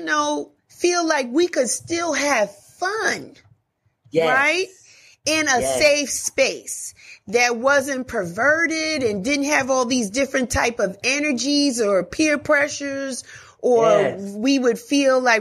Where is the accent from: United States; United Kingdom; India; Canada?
United States; New York City, New York; also born or lived in New Jersey; Born and raised in the Bronx, Jamaican parents